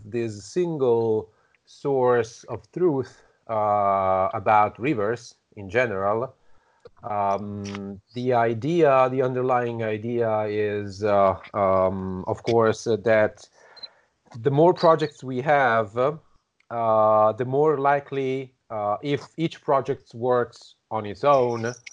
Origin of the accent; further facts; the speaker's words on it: Italy; I'm from Italy